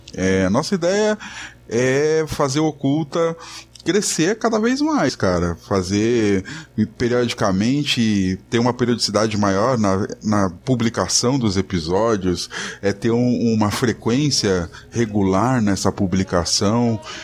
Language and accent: Portuguese; São Paulo, Brazil; sou de São Paulo